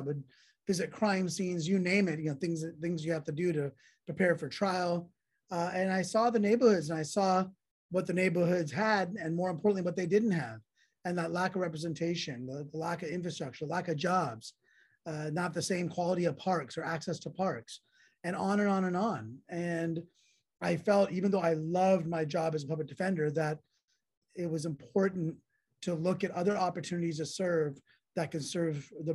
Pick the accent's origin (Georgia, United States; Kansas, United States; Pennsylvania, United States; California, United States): California, United States; San Jose; I grew up in South San Jose and went to public school there, Oak Grove High School